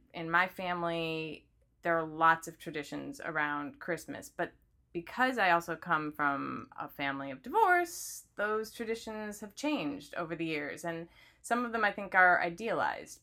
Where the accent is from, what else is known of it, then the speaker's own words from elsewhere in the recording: Midwest, United States; I grew up in the Midwest